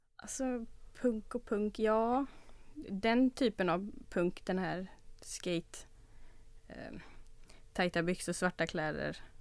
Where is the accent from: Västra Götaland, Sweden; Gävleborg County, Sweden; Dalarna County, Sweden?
Västra Götaland, Sweden; Olofstorp; Jag växte upp eh, lite utanför Göteborg I en, ett litet ställe som heter Olofstorp